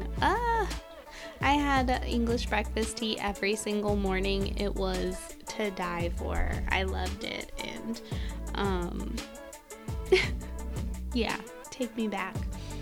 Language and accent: English; United States; accent: nasal; if you can't tell from my beautiful nasal accent, I am American